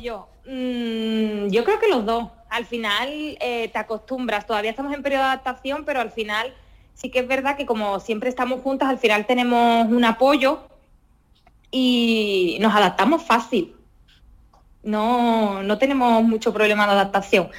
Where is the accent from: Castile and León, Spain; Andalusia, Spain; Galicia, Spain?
Andalusia, Spain; Sanlúcar de Barrameda; moved away; yo me siento andaluza de cabeza a los pies, muy orgullosa de esa andaluza siempre lo digo, y, y sanluqueña